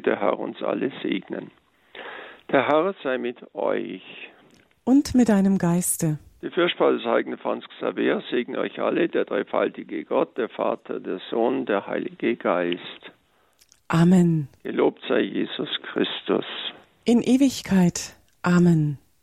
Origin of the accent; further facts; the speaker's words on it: Allgäu, Germany; bei uns im Allgäu